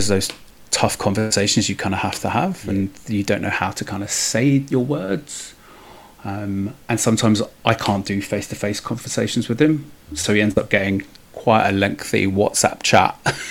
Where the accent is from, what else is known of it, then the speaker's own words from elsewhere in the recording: Hackney, London, United Kingdom; I grew up on a council estate in Hackney, which you can't tell from my accent, luckily.